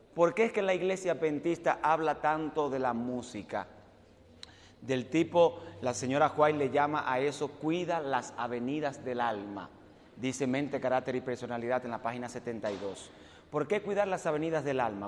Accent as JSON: {"language": "Spanish", "country": "Dominican Republic", "tie": "born or raised there", "also_born_or_lived": "Puerto Rico", "moved": "as an adult", "said": "Yo nací y me crié en la República Dominicana."}